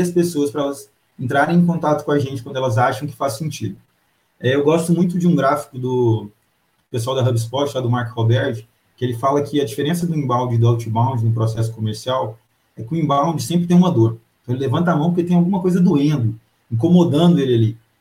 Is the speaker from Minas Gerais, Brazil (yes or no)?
yes; Pará de Minas, Minas Gerais, Brazil; now in Belo Horizonte, Brazil; eu sou de Pará de Minas, grande terra